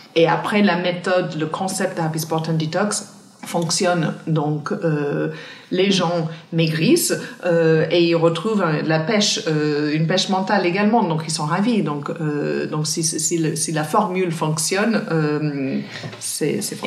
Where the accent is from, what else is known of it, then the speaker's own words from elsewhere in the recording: countryside near Cork, Munster, Ireland; French is a second language; moved away as an adult; now in Paris, France; je viens d'une ville dans le sud-ouest euh, d'Irlande qui s'appelle Cork. Enfin, je viens même pas de Cork, je viens de la, campagne profonde, à 25 minutes de Cork